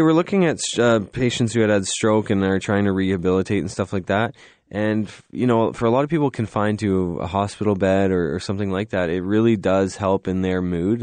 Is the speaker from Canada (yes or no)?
yes; Canada; we're Canadian